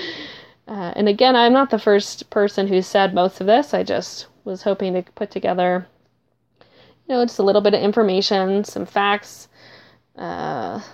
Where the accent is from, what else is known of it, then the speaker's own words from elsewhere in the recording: Minnesota, United States; I am from Minnesota